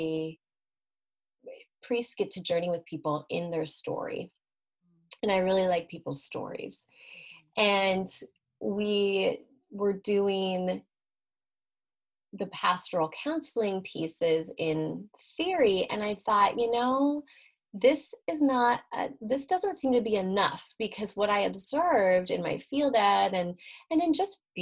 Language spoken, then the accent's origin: English; Spokane, Washington, United States; I'm from Washington State. I'm originally from Spokane in Eastern Washington.